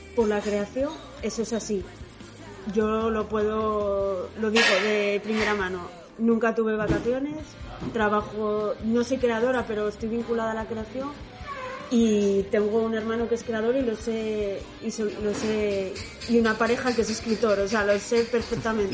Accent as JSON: {"language": "Spanish", "town": "Oviedo", "region": "Asturias", "country": "Spain", "tie": "born or raised there", "said": "soy de Oviedo, o sea, nací, nací en Oviedo, pero mis padres, Antonia y José Luis, Antonia es de Vímenes y José Luis es de Quirós, o sea que soy asturiana de pura cepa."}